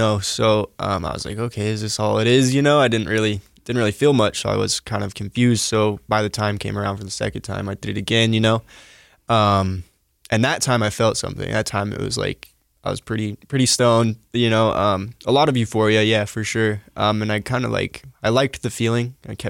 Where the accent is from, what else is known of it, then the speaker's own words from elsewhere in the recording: Salt Lake City, Utah, United States; So I was born in Salt Lake. You know, I lived with my grandparents and my mom, till I was about, I don't know, 11 or 12.